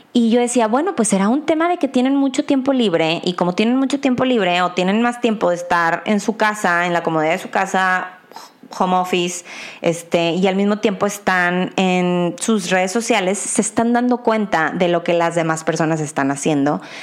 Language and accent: Spanish; Mexico; como mexicana y ciudadana